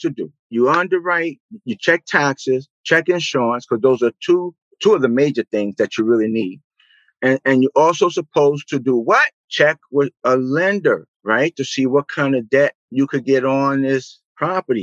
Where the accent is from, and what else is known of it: New York City, New York, United States; born or raised there